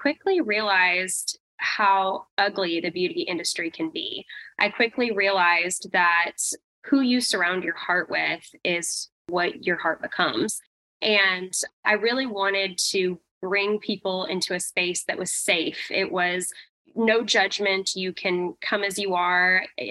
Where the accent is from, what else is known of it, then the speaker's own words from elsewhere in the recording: Vancouver, Washington, United States; also born or lived in Portland, Oregon; I grew up in the Pacific Northwest, Portland, Oregon, Vancouver, Washington is actually where I grew up.